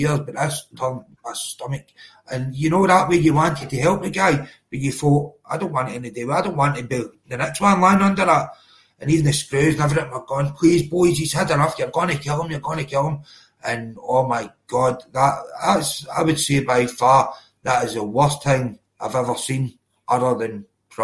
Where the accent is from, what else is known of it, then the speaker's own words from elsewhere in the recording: Cumbernauld, Scotland, United Kingdom; also born or lived in Glasgow; I was born in Cumbernauld. It's literally, it's the borders, right in the border of Glasgow